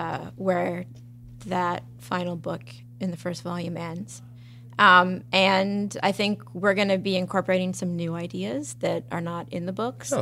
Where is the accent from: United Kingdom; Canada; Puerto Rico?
Canada; I'm Canadian.